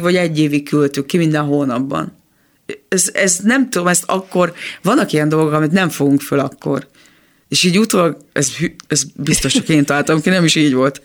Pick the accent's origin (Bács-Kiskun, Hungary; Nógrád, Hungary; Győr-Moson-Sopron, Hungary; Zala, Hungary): Bács-Kiskun, Hungary; Kecskemét; a Kecskeméti Kodály iskolában ö, minden teremben volt zongora, úgyhogy nagy szerencsénk volt, mert ott tényleg mindenki zongorázott